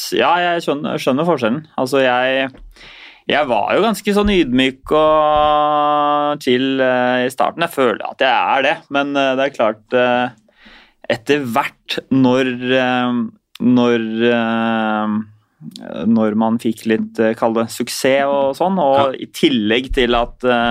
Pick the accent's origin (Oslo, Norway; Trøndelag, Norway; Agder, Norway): Oslo, Norway; vi er jo oppvokst i samme bydelen, vi. Eh, bydel 7. Jeg er jo fra Ulvøya